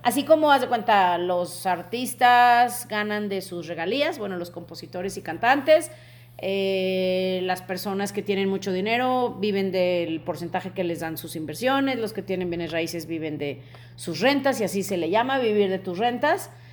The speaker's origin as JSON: {"language": "Spanish", "country": "Mexico", "said": "como mexicanos"}